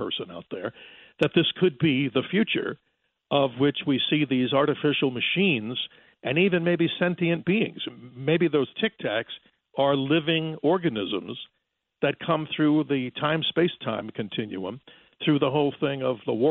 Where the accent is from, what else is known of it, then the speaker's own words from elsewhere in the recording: New York, United States; now in Arizona, United States; as a fellow New Yorker in the past